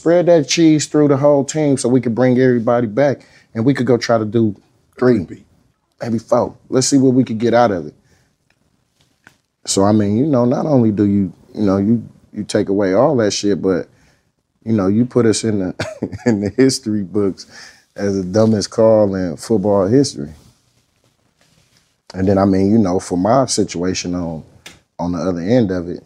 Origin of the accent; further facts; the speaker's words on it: Oakland, California, United States; I'm a Raider fan. I'm from Oakland, California.